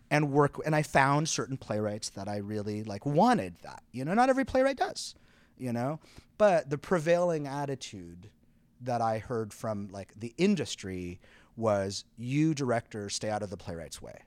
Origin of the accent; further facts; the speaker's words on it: southeastern Quebec, Canada; moved away as an adult; also born or lived in Montreal, Canada; now in New York, United States; I grew up in, in sou-, southeastern Quebec, and so, like, not far from Montreal.